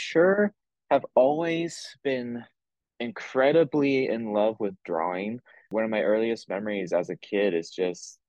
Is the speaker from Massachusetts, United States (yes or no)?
no; Garden City, Kansas, United States; now in Lawrence, United States; I'm originally from Garden City, Kansas, which is on the southwestern side. And I currently reside in Lawrence, Kansas